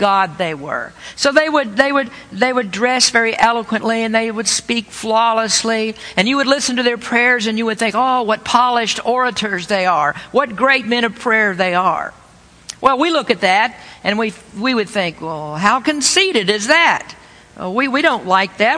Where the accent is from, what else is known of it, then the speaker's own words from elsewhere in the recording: the Bible Belt, United States; I was raised in the Bible Belt.